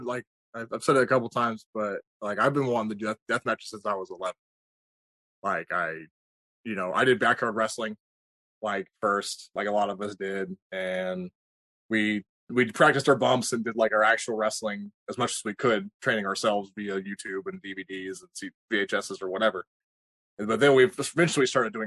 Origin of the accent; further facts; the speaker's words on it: Kansas, United States; I trained in Kansas. I'm from Kansas.